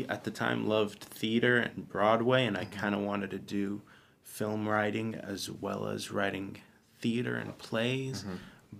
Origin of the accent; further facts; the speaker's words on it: Dubai, United Arab Emirates; moved away as an adult; also born or lived in Arizona, United States / Texas, United States; now in Orange County, United States; I was born in Arizona. And then I lived in Texas for a little bit as a kid, and then I moved to Dubai when I was 8. Mm-hmm. I lived there most of my life till I was 18.